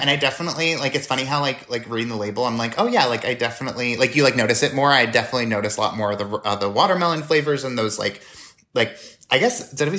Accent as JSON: {"language": "English", "region": "New York", "country": "United States", "moved": "yes", "said": "I'm from New York"}